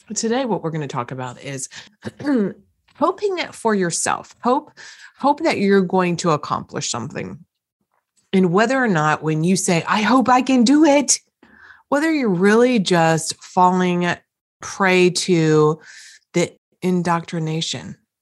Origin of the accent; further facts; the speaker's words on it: East Coast, United States; accent: East Coast; my East Coast accent comes up every now and again when I'm tired